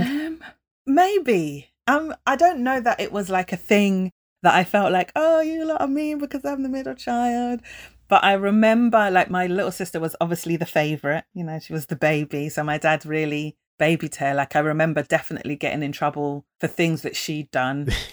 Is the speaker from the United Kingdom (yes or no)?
yes; United Kingdom; we're British, but not British